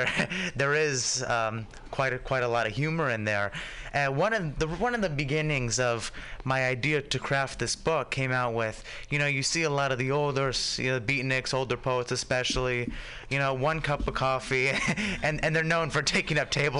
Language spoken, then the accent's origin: English; San Francisco, California, United States; I grew up in the Excelsior